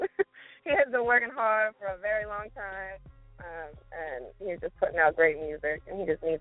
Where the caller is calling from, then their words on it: Maryland, United States; I'm calling from Maryland.